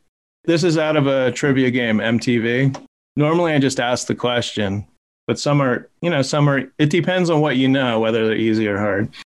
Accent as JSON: {"language": "English", "region": "New Jersey", "country": "United States", "said": "Even though we're from Jersey."}